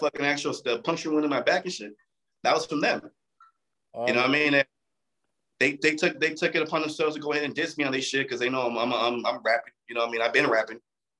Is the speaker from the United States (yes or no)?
yes; Torrance, California, United States; But the thing is that I'm from Torrance. Torrance is not a fucking poor city.